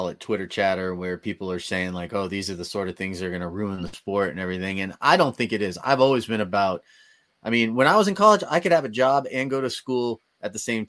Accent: Bay Area, California, United States; I'm from the Bay Area.

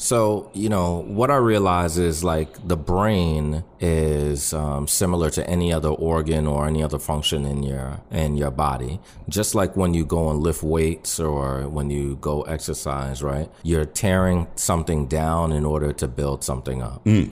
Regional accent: New York City, New York, United States; I grew up in New York City

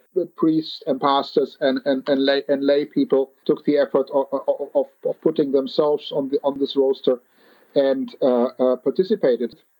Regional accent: Berlin, Germany; now in Netherlands; I'm I'm German uh, by origin. I come from Berlin

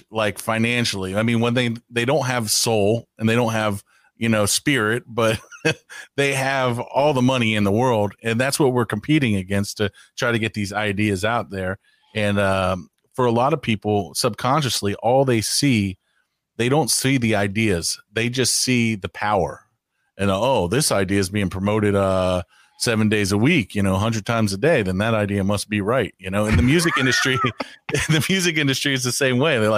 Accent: United States; I'm glad I'm American because if I was in another language, I'd have a speech impediment.

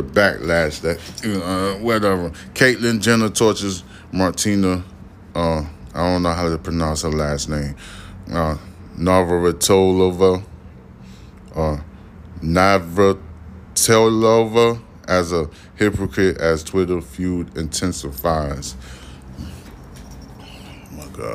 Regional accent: United States; I was born in America

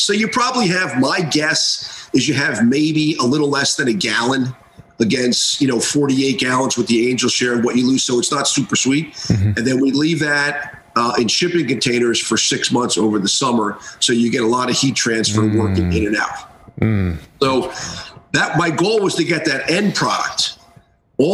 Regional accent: United States; moved away as an adult; also born or lived in Washington, District of Columbia, United States / Greenwich, Connecticut; I grew up in Westchester, Kansas

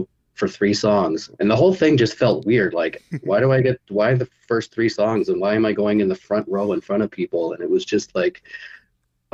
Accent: Victoria, British Columbia, Canada; I'm from Victoria

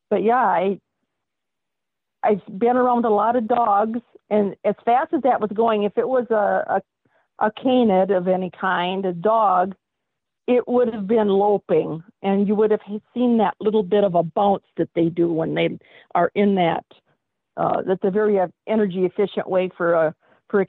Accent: Wisconsin, United States; I'm from Wisconsin and we're America's Dairyland

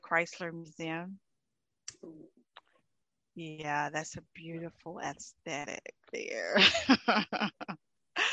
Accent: Virginia, United States; moved away as an adult; also born or lived in Cleveland, Ohio; I'm a native from Virginia

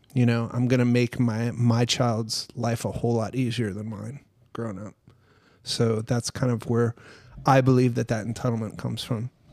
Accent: Minnesota, United States; I grew up in Minnesota, like, on a farm

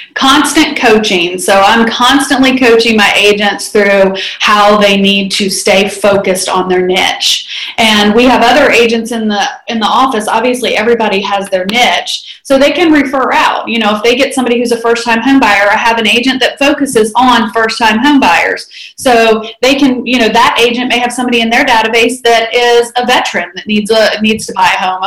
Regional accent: Huntsville, Alabama, United States; moved away as an adult; also born or lived in Northern Virginia; now in Huntsville, United States; I am originally from Huntsville, and I left to go to Virginia Tech

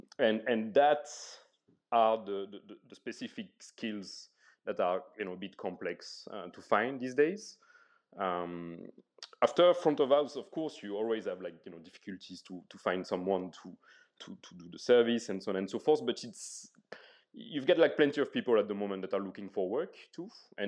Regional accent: France; English is a second language; I'm coming from France, obviously, and there's a lot of support and packages, you know, it's very social.

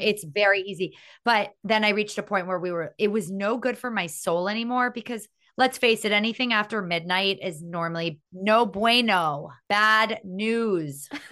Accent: Miami, Florida, United States; growing up in Miami

